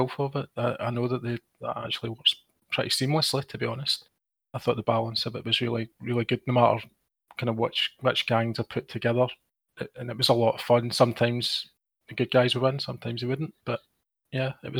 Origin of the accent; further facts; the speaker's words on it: Scotland, United Kingdom